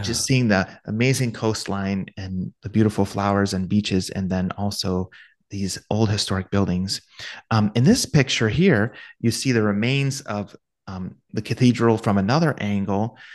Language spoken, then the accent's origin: English; Ohio, United States